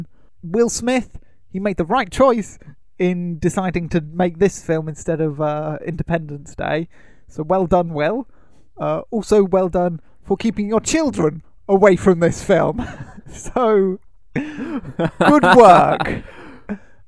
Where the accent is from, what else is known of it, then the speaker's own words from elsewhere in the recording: United Kingdom; we are British and we love tea